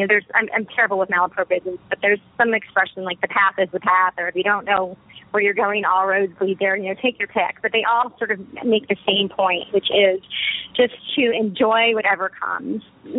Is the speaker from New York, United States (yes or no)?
yes; New York City, New York, United States; not just as a, you know, American, but as a female, as a single person, you know, as a New Yorker, as everything I am and stand for. I certainly first and foremost as an American